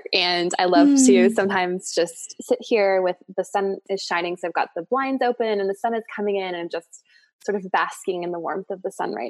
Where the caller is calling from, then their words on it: Boulder, Colorado, United States; So I am coming from Boulder, Colorado, and I'm in my office.